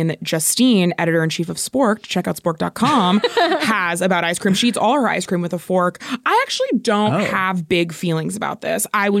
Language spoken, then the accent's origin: English; Florida, United States; I grew up in Florida